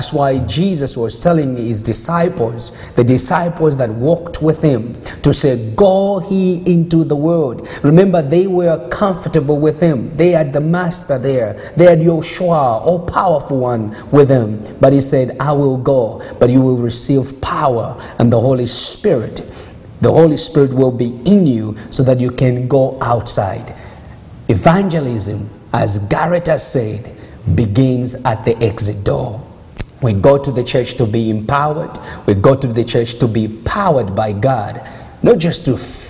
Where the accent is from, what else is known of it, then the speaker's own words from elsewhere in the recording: Zambia; now in Canada; I was born there. I was born in Zambia